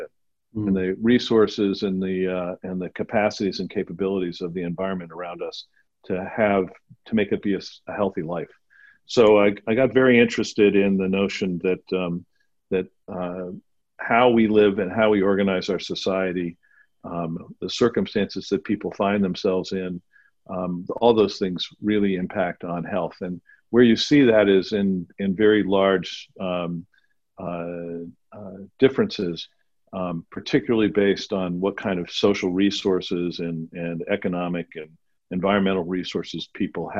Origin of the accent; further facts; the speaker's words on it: Pittsburgh, Pennsylvania, United States; moved away as an adult; I grew up here in Pittsburgh left for 30 years and came back